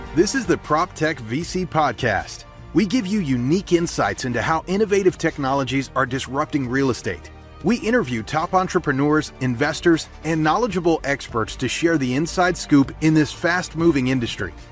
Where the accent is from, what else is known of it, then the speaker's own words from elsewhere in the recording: Grants Pass, Oregon, United States; moved away; my hometown of Grants Pass